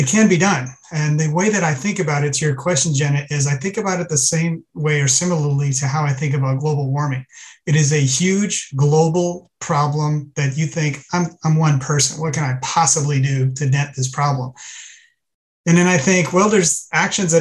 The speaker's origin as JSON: {"language": "English", "region": "South Louisiana", "country": "United States", "tie": "born or raised there", "also_born_or_lived": "Iran", "moved": "yes", "lives_now": "Southern California, United States", "said": "I was born in Iran. I grew up in South Louisiana, and I live currently in Southern California"}